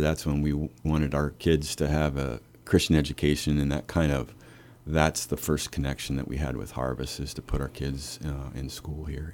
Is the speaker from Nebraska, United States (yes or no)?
yes; Lincoln, Nebraska, United States; moved away as an adult; I'm from Lincoln